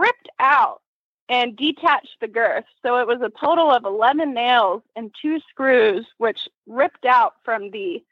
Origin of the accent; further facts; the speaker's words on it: Atlanta, Georgia, United States; I'm from Atlanta, Georgia, a little bit north in Canton